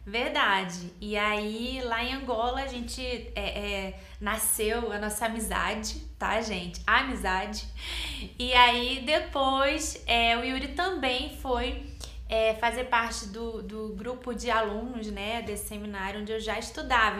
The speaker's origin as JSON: {"language": "Portuguese", "region": "Rio de Janeiro", "country": "Brazil", "tie": "born or raised there", "also_born_or_lived": "Nova Iguaçu", "said": "Eu sou do Rio de Janeiro, nasci em Nova Iguaçu, cresci na capital, Jacarepaguá, Tijuca"}